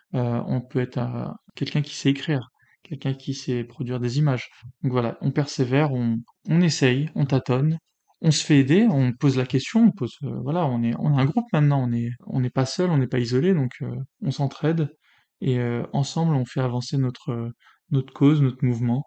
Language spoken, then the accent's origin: French; France; je suis né en France, patrie des Lumières